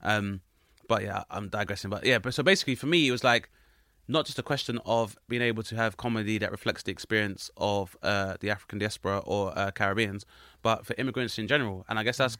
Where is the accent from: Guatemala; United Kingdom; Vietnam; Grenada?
Grenada; I'm from Grenada, which is a very small nation of about 100,000 people